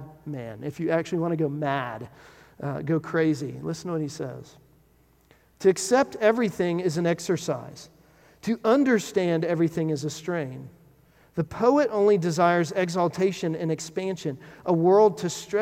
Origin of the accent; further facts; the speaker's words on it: Texas, United States; When I was growing up in Texas, my family, we had a house that was built in the 70s